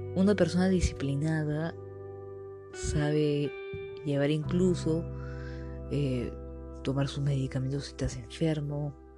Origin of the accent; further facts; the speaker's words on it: Peru; yo soy de Perú